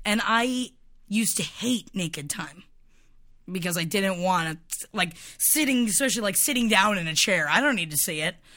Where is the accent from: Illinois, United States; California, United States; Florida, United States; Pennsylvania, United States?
Florida, United States; moved away; my hometown, which is extremely racist and homophobic